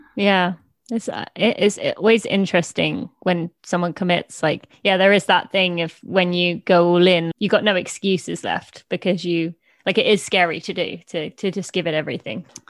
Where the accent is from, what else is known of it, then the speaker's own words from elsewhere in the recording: East of England, United Kingdom; also born or lived in Indiana, United States; I am from just north of London, uh, in England, although I did live in Indiana for three years when I was two to five